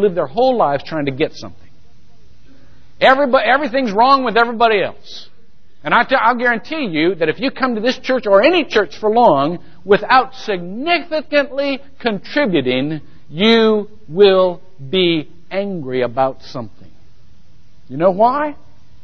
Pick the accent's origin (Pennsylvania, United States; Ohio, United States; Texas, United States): Ohio, United States; Shelby; now in Longwood, United States; I attended First Methodist Church, Shelby, Ohio